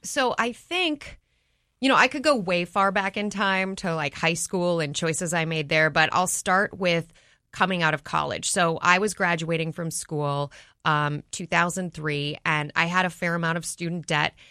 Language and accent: English; Minneapolis, Minnesota, United States; moved away; I grew up in Minneapolis.